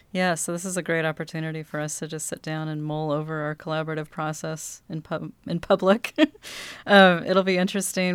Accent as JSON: {"language": "English", "town": "Cannon Beach", "region": "Oregon", "country": "United States", "tie": "born or raised there", "said": "I'm a locally raised author. I was born in Cannon Beach"}